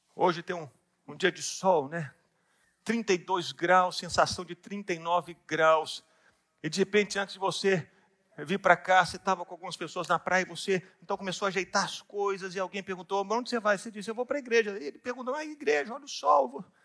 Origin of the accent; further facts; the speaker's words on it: Minas Gerais, Brazil; eu sou mineiro